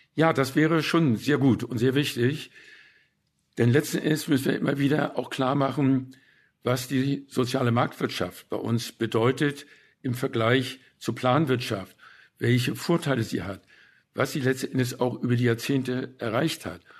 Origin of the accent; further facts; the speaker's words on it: Hamburg, Germany; also born or lived in West Prussia / Bad Segeberg; Denn wir sind ja als Flüchtlinge von Westpreußen gekommen. Zuerst nach Bad Segeberg, wo wir zwangseinquartiert wurden in einer Villa mit anderen Flüchtlingen. Und dann sind wir nach Hamburg weitergezogen